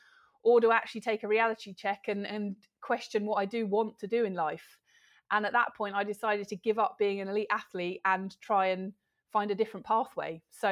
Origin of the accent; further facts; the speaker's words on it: London, United Kingdom; now in Gloucestershire, United Kingdom; Oh, I'm in lovely Gloucestershire, which is my adopted home. I'm from the outskirts of London originally